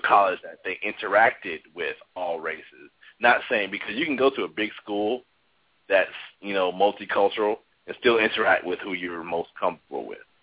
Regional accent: Chicago, Illinois, United States; I grew up on the South Side of Chicago, um, which was majority African American

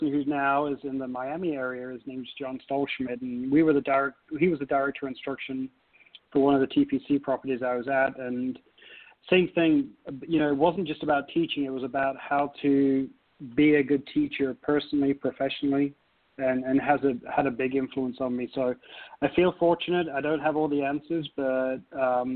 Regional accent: Nottingham, East Midlands, United Kingdom; moved away as an adult; now in United States; growing up in England

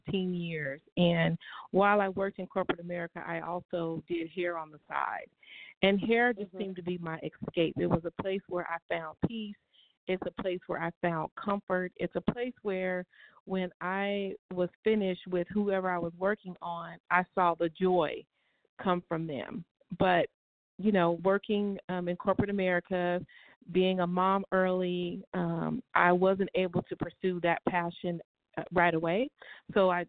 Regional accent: Bakersfield, California, United States; also born or lived in Pasadena, California / Inland Empire, California; I was born in Pasadena, California, raised in Bakersfield, and moved back out to the IE area back early in the, I think 1993. But I'm a Southern California girl, born and raised.

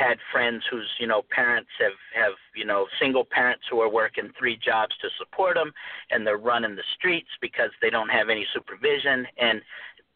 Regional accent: Phoenix, Arizona, United States; growing up, I grew up in South Phoenix.

